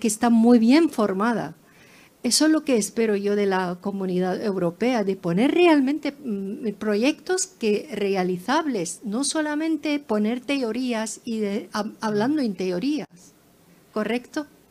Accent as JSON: {"language": "Spanish", "country": "Lebanon", "said": "yo soy del Líbano"}